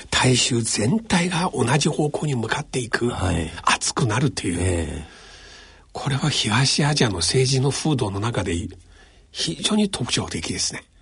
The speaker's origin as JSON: {"language": "Japanese", "country": "China", "second_language": "Japanese", "moved": "as an adult", "lives_now": "Japan", "said": "私の世代の中国出身の人"}